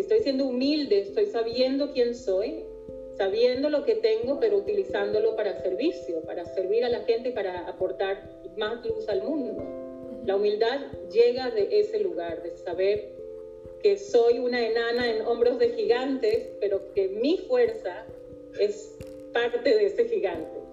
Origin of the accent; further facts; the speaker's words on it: Venezuela; moved away as an adult; also born or lived in New York; now in Israel; yo como venezolana, y tantos venezolanos que hemos tenido que dejar